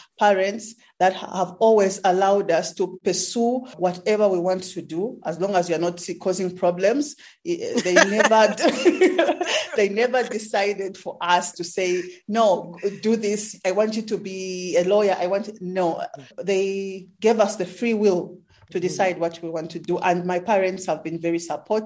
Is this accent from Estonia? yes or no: no; Zambia; moved away as an adult; now in South Africa; I am from Zambia, but currently working in South Africa.